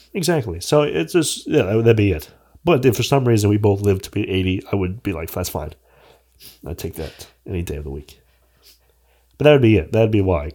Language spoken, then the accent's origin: English; United States